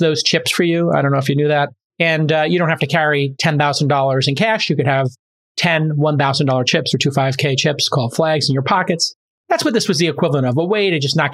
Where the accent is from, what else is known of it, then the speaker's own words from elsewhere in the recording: New York City, New York, United States; moved away; my hometown. I lived in Brooklyn when it wasn't cool, the 70s and 80s